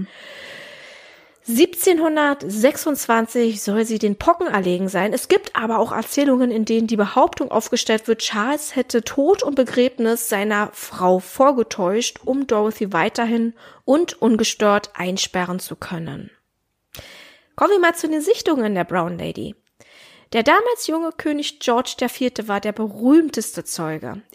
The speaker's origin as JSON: {"language": "German", "country": "Germany", "said": "bei uns in Deutschland"}